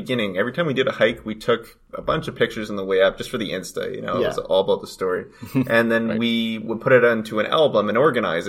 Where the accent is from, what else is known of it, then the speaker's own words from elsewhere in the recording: Kelowna, British Columbia, Canada; I was born and raised here in Kelowna.